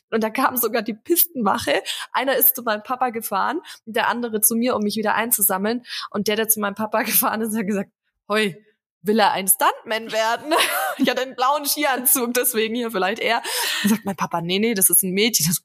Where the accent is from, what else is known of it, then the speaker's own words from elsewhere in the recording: Bavaria, Germany; Ich meine, gut, ich komme gebürtig aus dem Allgäu, das heißt, Schnee ist mir jetzt auch nicht ganz fremd.